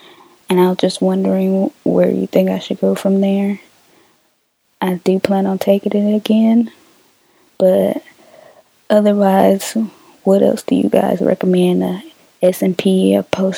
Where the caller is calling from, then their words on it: Tallahassee, Florida, United States; I'm calling from Tallahassee.